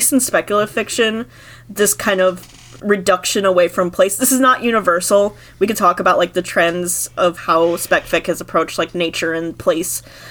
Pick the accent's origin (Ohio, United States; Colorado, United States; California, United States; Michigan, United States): Michigan, United States; moved away; Michigan, where my home state was